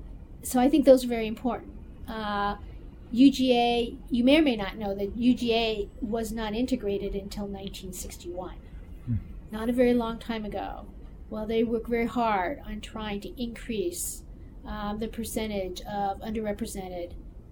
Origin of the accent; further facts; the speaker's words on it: South Bend, Indiana, United States; now in Athens, Georgia, United States; I grew up in South Bend, Indiana, which is the home of Notre Dame. But it was a bigger city.